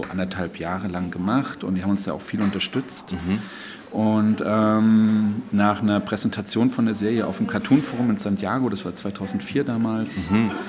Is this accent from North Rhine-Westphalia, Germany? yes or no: no; Weimar, Thuringia, Germany; Also ich äh, komme aus Weimar, ich habe eigentlich einen Background im Grafikdesign